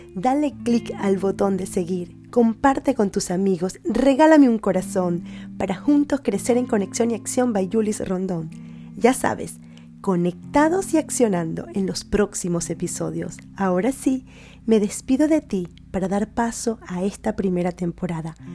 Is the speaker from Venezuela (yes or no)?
yes; Venezuela; now in Spain